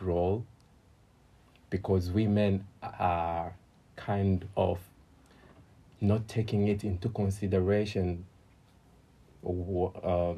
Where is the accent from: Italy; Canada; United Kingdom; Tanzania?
Tanzania; moved away as an adult; now in China; I'm from Tanzania. I'm actually studying in China